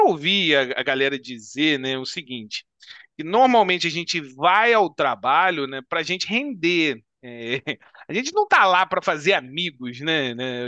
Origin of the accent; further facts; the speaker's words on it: Petrópolis, Rio de Janeiro, Brazil; Nós somos aqui também de Petrópolis